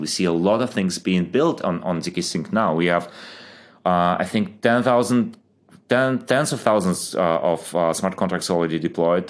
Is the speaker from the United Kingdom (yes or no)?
no; Ukraine; moved away as an adult; also born or lived in Germany; I grew up in, uh, Ukraine, moved to Germany when I was, uh, I think twenty.